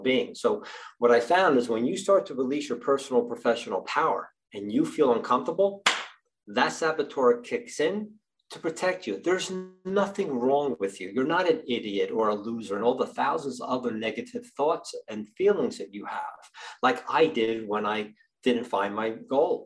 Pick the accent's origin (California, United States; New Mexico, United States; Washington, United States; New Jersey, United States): New Jersey, United States; I'm from New Jersey